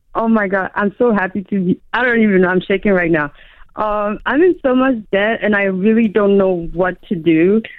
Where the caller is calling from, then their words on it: Maryland, United States; Hi, no, I'm from Maryland.